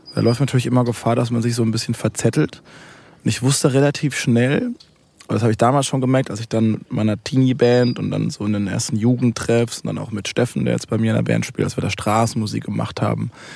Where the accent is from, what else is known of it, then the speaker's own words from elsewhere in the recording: Waldbronn, near Karlsruhe, Baden-Württemberg, Germany; ich komme aus Karl, also Karlsruhe ist die größere Stadt, kommt Ettlingen, kommt Waldbronn